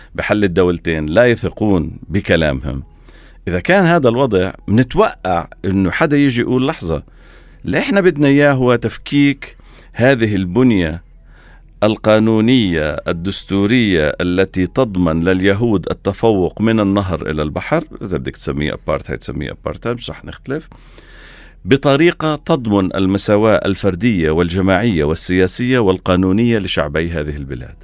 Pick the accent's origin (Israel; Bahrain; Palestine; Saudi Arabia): Israel; احنا الفلسطينيين في الداخل